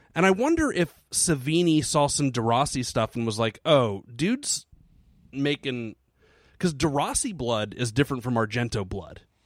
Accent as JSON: {"language": "English", "country": "United States", "said": "I'm an American."}